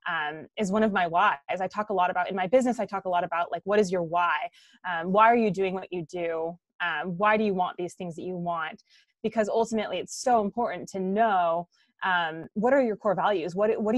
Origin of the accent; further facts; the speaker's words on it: Orange County, California, United States; moved away as an adult; now in Guatemala; I'm originally from Orange County, California, and I live with my husband, actually now in Guatemala